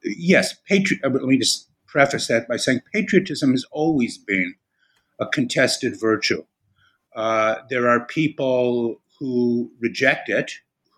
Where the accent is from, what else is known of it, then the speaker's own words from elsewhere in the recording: Chicago, Illinois, United States; moved away as an adult; also born or lived in Austin, Texas / New Haven, Connecticut; I'm originally from Chicago.